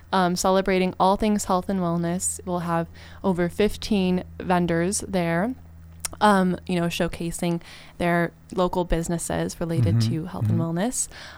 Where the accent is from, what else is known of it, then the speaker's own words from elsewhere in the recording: California, United States; coming from LA, I feel like, you know, the desert's my hometown